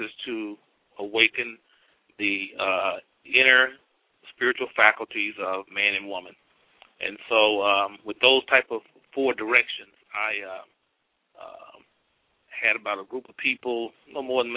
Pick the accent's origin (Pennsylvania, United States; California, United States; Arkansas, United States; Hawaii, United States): Arkansas, United States; Pine Bluff; I was raised here in Pine Bluff, Arkansas.